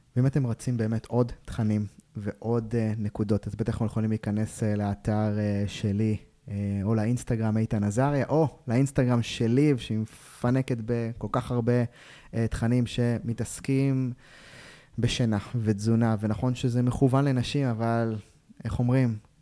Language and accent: Hebrew; Israel; אנחנו ישראלים